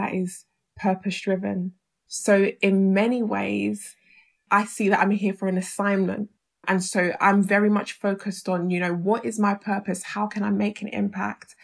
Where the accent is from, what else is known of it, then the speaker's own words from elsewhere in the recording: London, United Kingdom; We grew up in South London.